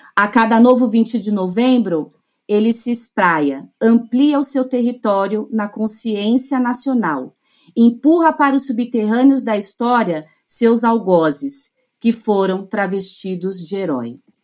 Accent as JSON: {"language": "Portuguese", "region": "São Paulo", "country": "Brazil", "said": "eu sou de São Paulo"}